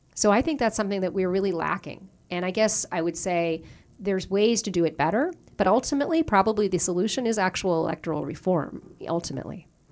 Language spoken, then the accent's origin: English; Newfoundland and Labrador, Canada; moved away as an adult; also born or lived in Ontario; now in Toronto, Canada; I was born and raised in Newfoundland, in, uh, just outside Saint John's, in a town called Loki Bay